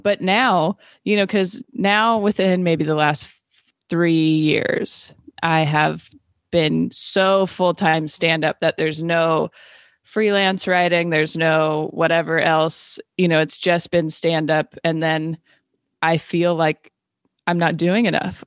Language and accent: English; Renton, Washington, United States; also born or lived in Seattle, Washington / Los Angeles, California; I was born and raised in Renton, Washington